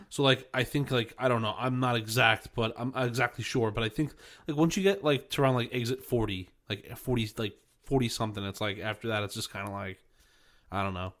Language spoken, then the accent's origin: English; New York, United States; now in New Jersey, United States; I'm still a New Yorker